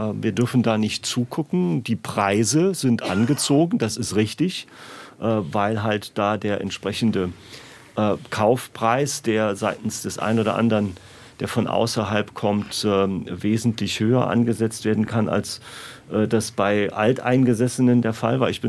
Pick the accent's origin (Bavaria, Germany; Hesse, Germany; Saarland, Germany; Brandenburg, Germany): Saarland, Germany; Rehlingen-Siersburg; Also aus meiner Heimatgemeinde Redingen Siersburg ist das äh, auch feststellbar